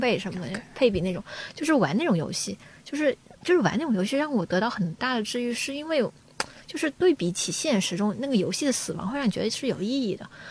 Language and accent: Chinese; Guangxi, China; now in Beijing, China; 我要回广西，因为我老家是广西人